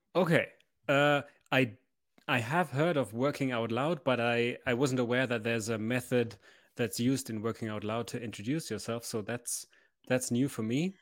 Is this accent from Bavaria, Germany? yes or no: yes; Memmingen, Bavaria, Germany; now in Munich, Germany; I was born in Memmingen.